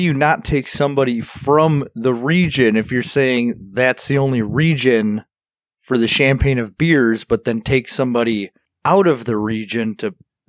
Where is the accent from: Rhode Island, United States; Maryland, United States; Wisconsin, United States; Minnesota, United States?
Wisconsin, United States; Milwaukee; I'm from Milwaukee.